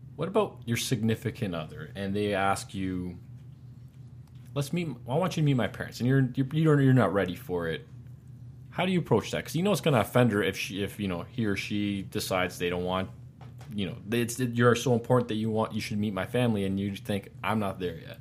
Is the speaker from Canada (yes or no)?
yes; Canada; as having Canadian blood